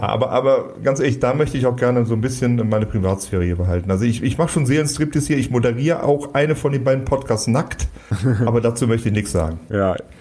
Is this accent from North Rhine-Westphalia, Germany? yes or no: yes; Cologne-Bonn region, North Rhine-Westphalia, Germany; wir kommen aus der Region Köln-Bonn